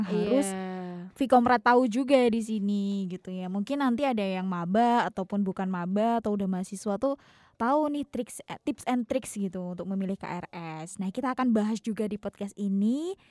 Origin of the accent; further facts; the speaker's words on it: Tulungagung, East Java, Indonesia; kota asalku di Tulungagung gitu. Jadi ya liburanku hanya sekitar Tulungagung aja soalnya.